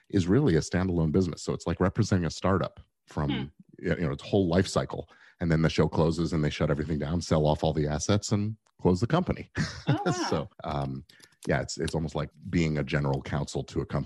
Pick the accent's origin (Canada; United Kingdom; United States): United Kingdom; England; born there; I was born in England, so I actually have the immigration status where I could get licensed there and work in England as well.